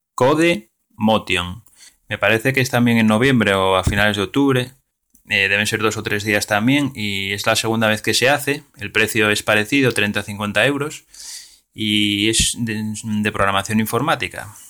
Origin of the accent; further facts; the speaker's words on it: Asturias, Spain; yo soy de Asturias